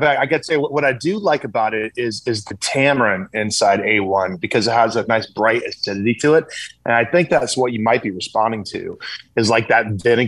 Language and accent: English; South Carolina, United States; I grew up in the South too, brother. I grew up in South Carolina.